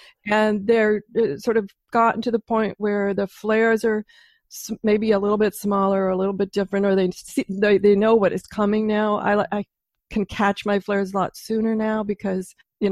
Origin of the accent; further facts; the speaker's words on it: Pacific Northwest, United States; I'm from the Pacific Northwest